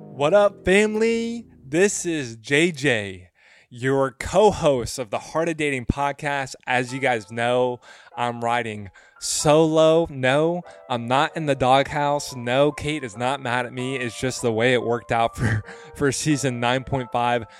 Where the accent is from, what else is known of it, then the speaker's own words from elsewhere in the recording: West Tennessee, United States; I'm from the South. I'm from West Tennessee. Uh, that's where I grew up.